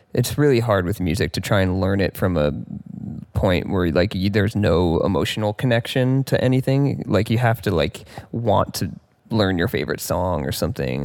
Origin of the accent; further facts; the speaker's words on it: Mill Valley, California, United States; Grew up in Mill Valley, California, which is, like, just north of San Francisco